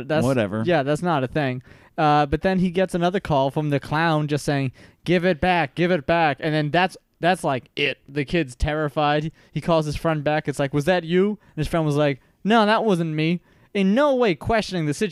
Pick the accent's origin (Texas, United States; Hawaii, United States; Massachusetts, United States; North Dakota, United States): Massachusetts, United States; Malden; I grew up in Malden